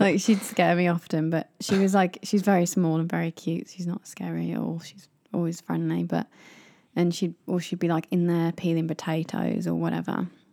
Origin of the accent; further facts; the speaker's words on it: United Kingdom; moved away; as British people